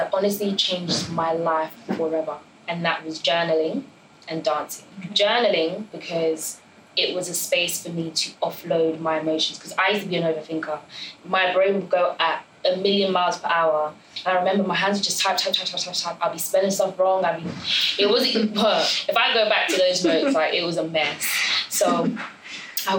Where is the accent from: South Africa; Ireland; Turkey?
Ireland; now in United Kingdom; I grew up in Ireland for 12 years.